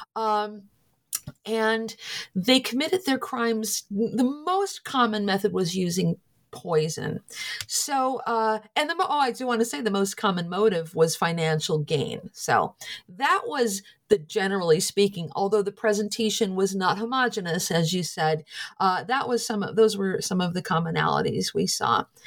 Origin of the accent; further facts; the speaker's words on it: Scranton, Pennsylvania, United States; I'm from Scranton, Pennsylvania. My family and friends are largely there